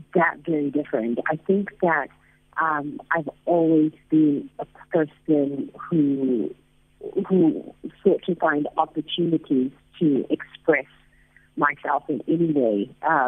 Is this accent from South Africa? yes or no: yes; South Africa; moved away